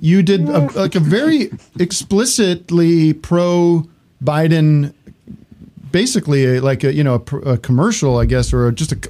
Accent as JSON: {"language": "English", "town": "Allentown", "region": "Pennsylvania", "country": "United States", "said": "I'm Allentown, which is actually a totally different subculture than Philly"}